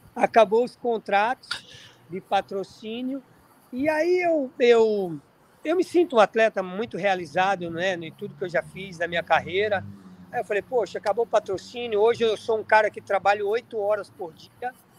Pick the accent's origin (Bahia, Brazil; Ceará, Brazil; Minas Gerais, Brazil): Bahia, Brazil; Riachão do Jacuípe; now in Orlando, United States; Eu, eu nasci em Riachão do Jacuípe, no interior da Bahia. Nasci na região de Caatinga, cara, sou da Bahia